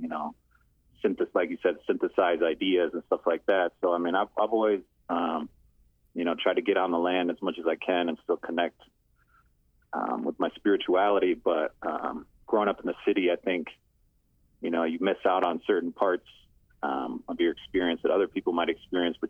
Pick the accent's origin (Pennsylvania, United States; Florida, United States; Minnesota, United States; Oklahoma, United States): Minnesota, United States; Minneapolis; moved away as an adult; also born or lived in St. Paul, Minnesota; now in Chicago, United States; I grew up in Minneapolis, Minnesota, and I lived there most of my life.